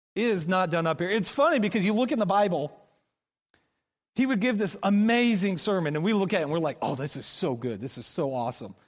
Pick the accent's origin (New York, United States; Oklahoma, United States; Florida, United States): Oklahoma, United States; moved away as an adult; now in Kansas City, United States; we're from Oklahoma.